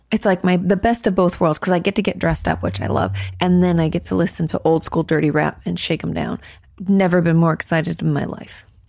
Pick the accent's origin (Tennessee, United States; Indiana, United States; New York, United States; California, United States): California, United States; now in Texas, United States